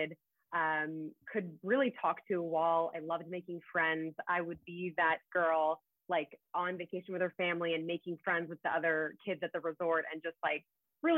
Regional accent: United States; I was born here in the States, but they had immigrated here from overseas

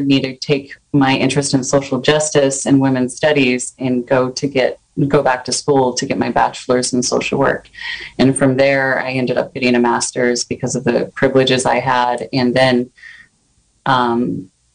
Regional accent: Sacramento, California, United States; now in Ukiah, United States; I'm actually from Sacramento. I grew up in a very urban area and in a very low-income neighborhood of Sacramento

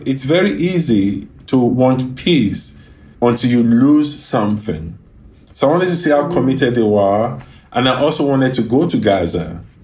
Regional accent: Ibadan, Oyo, Nigeria; now in Los Angeles, United States; the area I grew up in, there were like Jewish kids uh, there were Lebanese kids

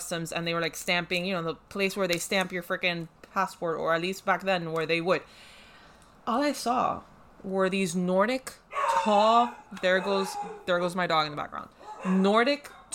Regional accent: Miami, Florida, United States; Why was I born and raised in Miami? Why do I live right now in Miami?

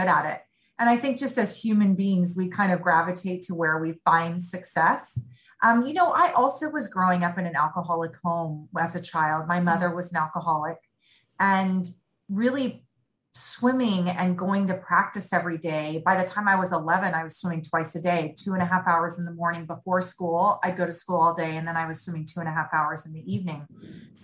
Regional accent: Bay Area, Northern California, United States; the majority of my upbringing was in Northern California in the Bay Area

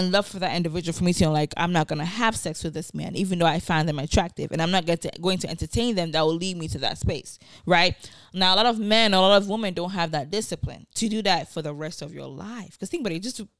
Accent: Nigeria; And then, you know, also being Nigerian, you see, it happens every day.

